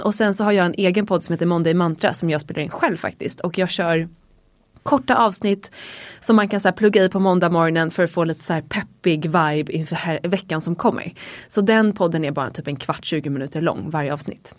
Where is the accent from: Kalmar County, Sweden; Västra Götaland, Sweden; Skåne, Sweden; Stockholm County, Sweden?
Stockholm County, Sweden; Dalarö; jag är uppvuxen ute på Dalarö, ett väldigt litet samhälle utanför stan. Typ en 40 minuter från city här i Stockholm